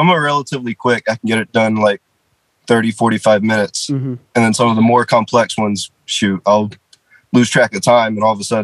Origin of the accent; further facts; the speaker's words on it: Marietta, Georgia, United States; I'm from Marietta, Georgia.